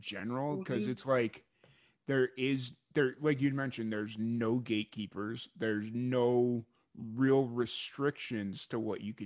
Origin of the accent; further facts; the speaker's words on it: Chicago, Illinois, United States; growing up in Chicago